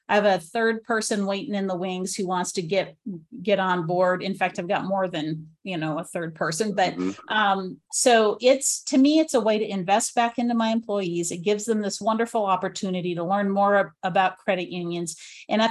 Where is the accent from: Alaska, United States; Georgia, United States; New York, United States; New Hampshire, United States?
Alaska, United States; I'm from Alaska